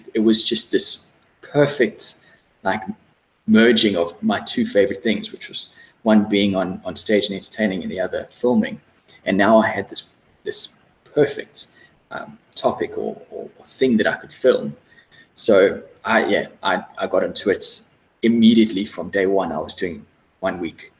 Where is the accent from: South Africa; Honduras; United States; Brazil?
South Africa; moved away as an adult; also born or lived in London; now in Australia; I'm originally from South Africa. I lived in South Africa until I was about 24.